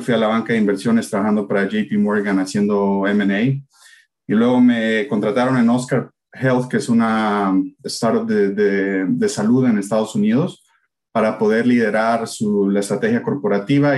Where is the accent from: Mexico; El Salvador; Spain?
El Salvador; moved away; yo crecí, nací en El Salvador.